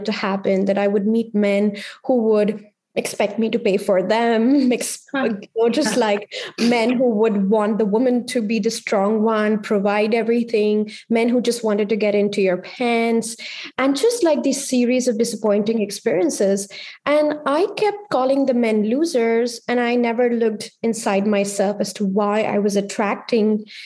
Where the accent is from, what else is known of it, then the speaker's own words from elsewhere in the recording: India; moved away as an adult; also born or lived in Delhi, India / Geneva, Switzerland; as an Indian woman